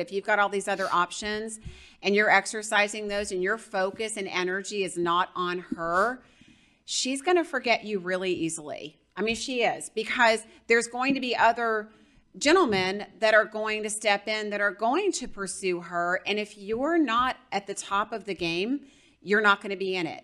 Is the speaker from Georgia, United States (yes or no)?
yes; Georgia, United States; I'm from Georgia